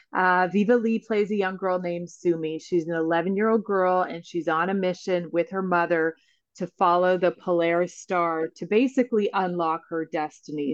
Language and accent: English; Northwest Territories, Canada; I grew up in the Northwest Territories